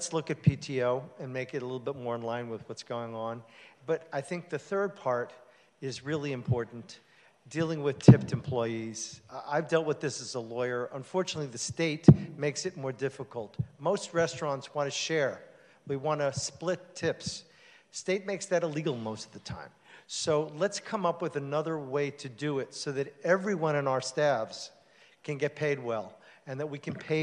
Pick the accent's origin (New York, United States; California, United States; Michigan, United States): New York, United States; now in West Hollywood, United States; I grew up in New York, and my family was all labor organizers.